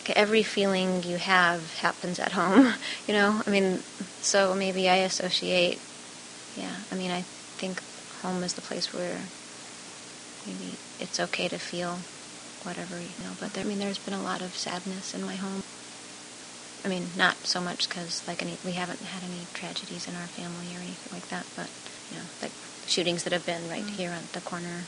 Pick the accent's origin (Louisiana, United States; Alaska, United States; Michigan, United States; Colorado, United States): Alaska, United States; Anchorage; moved away as an adult; now in Chicago, United States; I grew up in Anchorage, Alaska, and came to the Chicago area to go to college